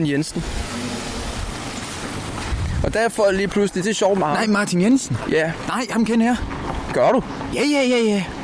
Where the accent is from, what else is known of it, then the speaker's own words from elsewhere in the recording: just north of the Limfjord, near Aalborg, North Denmark Region, Denmark; Jeg er lige nord for fjorden, jo.